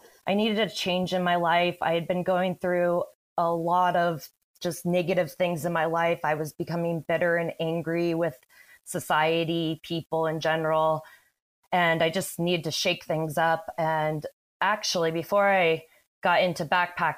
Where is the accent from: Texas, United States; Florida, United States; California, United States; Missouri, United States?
California, United States; the Sierra near Carson Pass; moved away as an adult; now in Southern Oregon, United States; I grew up in the Sierra near Carson Pass